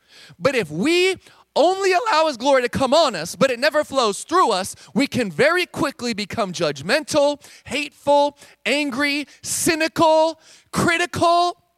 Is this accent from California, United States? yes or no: yes; California, United States; I'm from California.